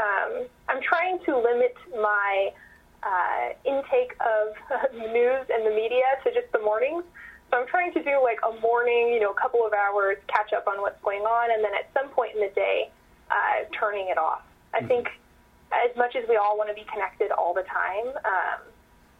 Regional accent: Calaveras County, Northern California, United States; I am from Calaveras County

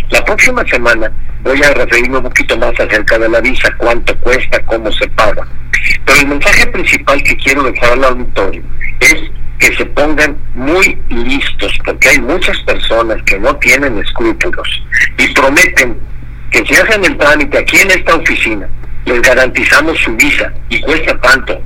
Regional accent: Mexico; yo soy mexicano

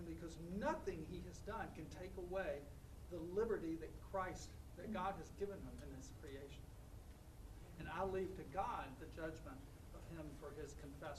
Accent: Virginia, United States; now in San Antonio, United States; I grew up in Virginia, and I'm a faithful Virginian

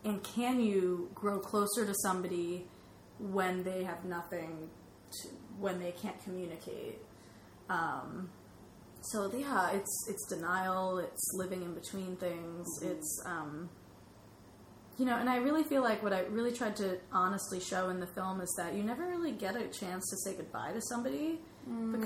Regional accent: Orange, Connecticut, United States; my hometown on Monday in Orange, Connecticut

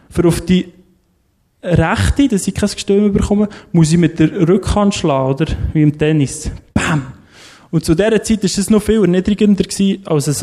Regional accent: Lerchenfeld, Bern, Switzerland; ich bin im Lerchenfeld aufgewachsen, dort sind extrem viele Velo geklaut worden.

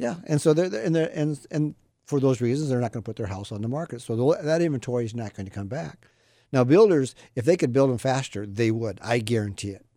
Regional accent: Midwest, United States; moved away; I grew up in the Midwest.

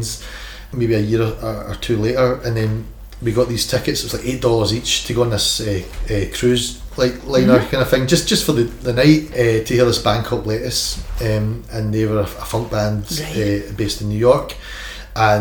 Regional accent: Milton, Scotland, United Kingdom; I'm just a wee guy from Milton

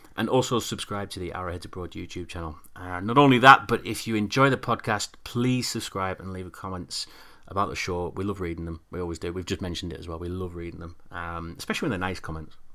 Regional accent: United Kingdom; we're, we're British

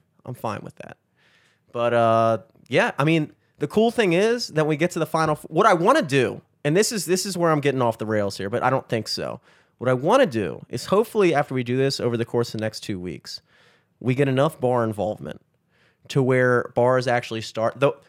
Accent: Maryland, United States; now in Canton, United States; I grew up in Carroll County and I live in Canton, so fuck the county.

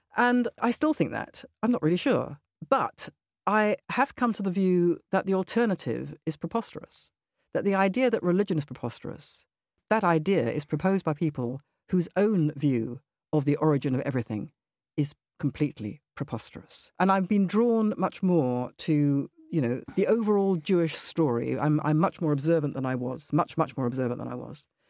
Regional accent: United Kingdom; also born or lived in Israel; I am British. I don't just mean I'm a British citizen, I mean my personality is very British.

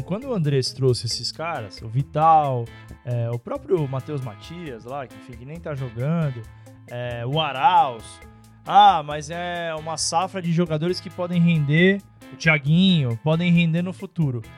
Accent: São Paulo, Brazil; nós somos aqui de São Paulo

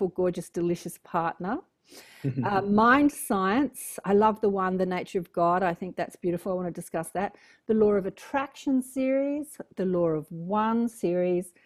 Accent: Australia; accent: Australian; my cute Australian accent

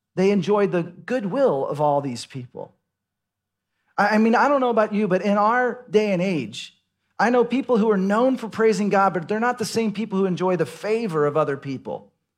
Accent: Dallas, Texas, United States; moved away as an adult; also born or lived in Seattle / Los Angeles; now in Austin, United States; I grew up in Dallas, Fort Worth

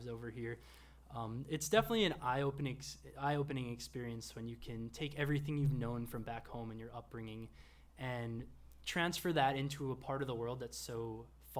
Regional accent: New York, United States; moved away as an adult; also born or lived in Texas / Dallas; now in Gwangju, South Korea; I am originally from New York, yes. Been living in Gwangju for about 3 years now.

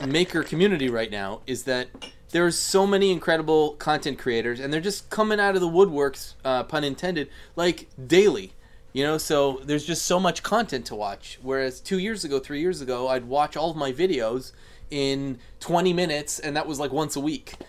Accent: Canada; I'm Canadian

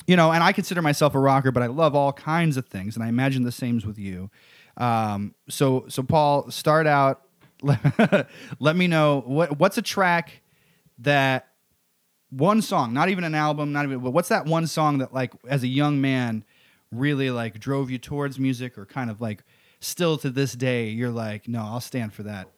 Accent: Missouri, United States; also born or lived in Arkansas; now in New York, United States; I grew up in Missouri and around, and Arkansas

